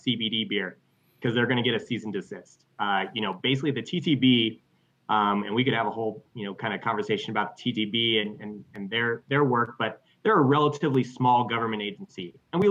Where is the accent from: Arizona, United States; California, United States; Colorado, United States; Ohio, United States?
Colorado, United States; I'm from Colorado